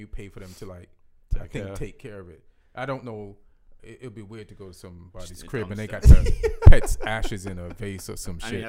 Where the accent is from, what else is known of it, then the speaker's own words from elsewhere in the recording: England, United Kingdom; I think when I was growing up in England